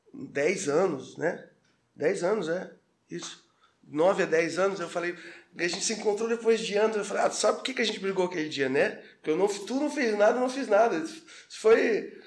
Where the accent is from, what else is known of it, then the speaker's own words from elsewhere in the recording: Armazém, Santa Catarina, Brazil; moved away as an adult; now in Florianópolis, Brazil; eu sou de Armazém. Armazém próximo a Tubarão